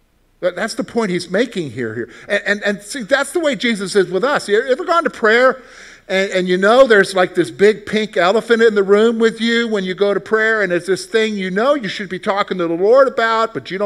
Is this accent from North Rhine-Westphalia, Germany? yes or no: no; West Berlin, Berlin, Germany; born there; You know, so I was born in West Berlin, Germany, in an army hospital.